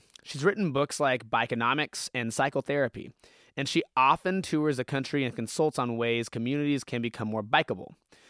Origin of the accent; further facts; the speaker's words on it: Stockton, California, United States; I grew up in Stockton